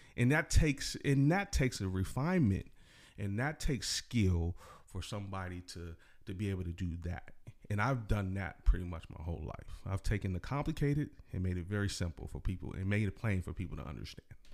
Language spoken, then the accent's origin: English; Salinas, California, United States; I'm from Salinas area.